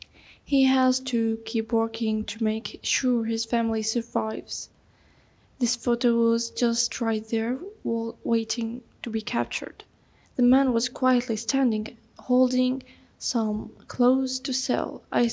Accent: Iraq; English is a second language; I am a photographer from Iraq. I live in Nasiriyah city, which is in the southern of Iraq.

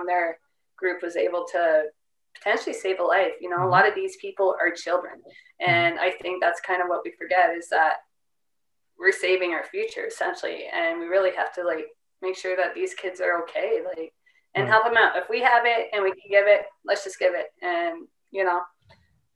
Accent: Canada; I'm Canadian and I'm too old

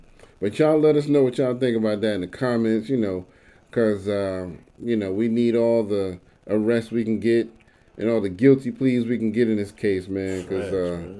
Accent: New York City, New York, United States; and I'm from the Bronx myself, so it made me proud being from the Bronx

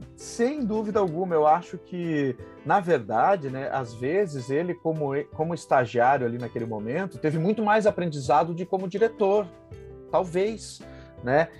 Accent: Passo Fundo, Rio Grande do Sul, Brazil; now in São Paulo, Brazil; sou gaúcho de Passo Fundo, residente em São Paulo há mais de 22 anos

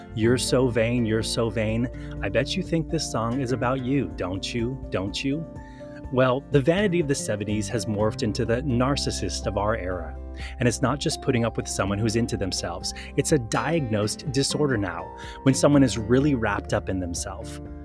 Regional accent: Hawaii, United States; also born or lived in San Diego, California; I was born in San Diego, California, and we moved to Hawaii when I was five years old

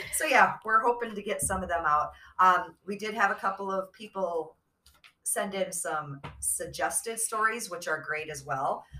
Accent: Midwest, United States; we're from Midwest, tri-state area

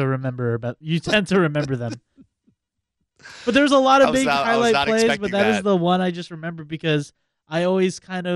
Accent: Manoa, Hawaii, United States; I grew up in Manoa.

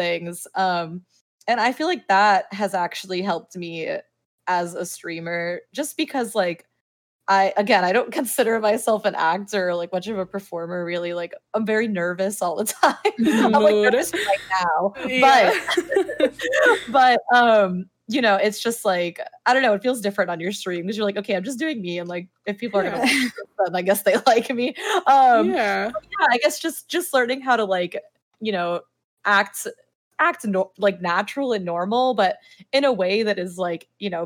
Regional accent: Miami, Florida, United States; I'm from Miami, which is very conservative actually, within like the Cuban community at least

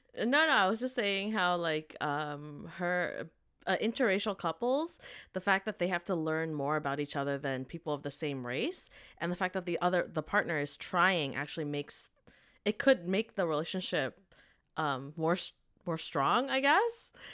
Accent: Vancouver, British Columbia, Canada; growing up in Vancouver

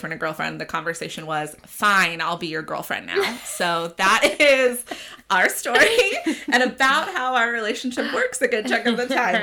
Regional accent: Tulsa, Oklahoma, United States; also born or lived in Apple Valley, California; I grew up in Tulsa.

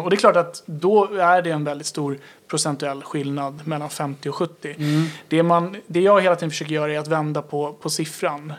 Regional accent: Tyresö, Stockholm County, Sweden; jag är uppvuxen i Tyresö

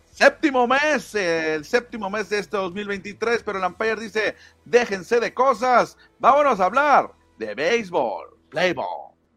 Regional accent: Mexico; para México no tenemos a ninguno nacido en nuestro país

